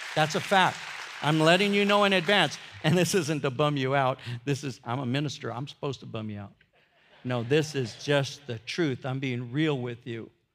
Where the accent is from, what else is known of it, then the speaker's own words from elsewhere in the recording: United States; I'm an American